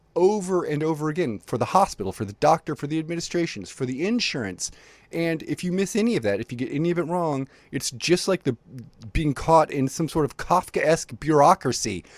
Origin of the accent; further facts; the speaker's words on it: Libya; now in United States; I was born in Libya and, and spent a bunch of time living there before I moved to the United States